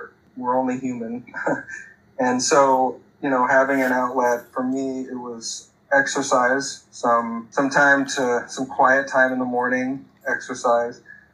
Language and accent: English; Eugene, Oregon, United States; moved away as an adult; also born or lived in Montana; now in San Diego, United States; I got an opportunity to work at my hometown newspaper, the Register Guard in Eugene